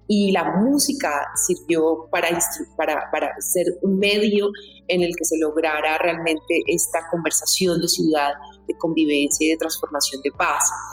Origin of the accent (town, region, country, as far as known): Bogotá, Colombia